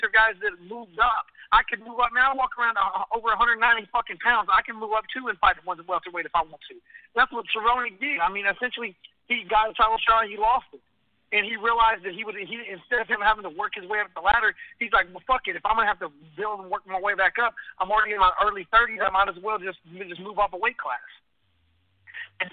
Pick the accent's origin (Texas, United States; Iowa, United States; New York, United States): Texas, United States; I'm from Texas